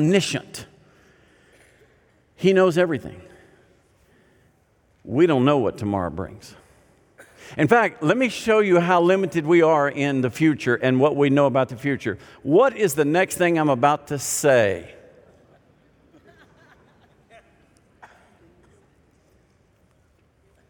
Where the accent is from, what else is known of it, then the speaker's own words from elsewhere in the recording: Arkansas, United States; I grew up in Arkansas